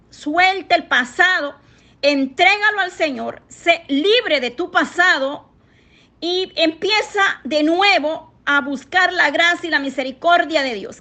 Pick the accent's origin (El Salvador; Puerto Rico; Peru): El Salvador; moved away; allá en mi país, El Salvador